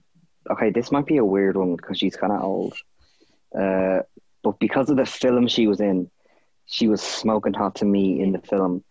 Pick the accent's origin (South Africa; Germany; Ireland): Ireland; I'm Irish